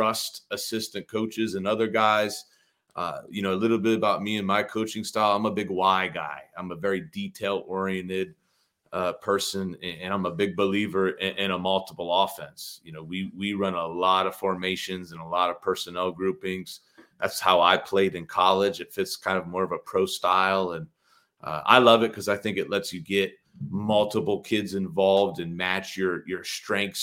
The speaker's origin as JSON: {"language": "English", "town": "Ashland", "region": "Ohio", "country": "United States", "said": "I'm from Ashland, Ohio, kind of a small town"}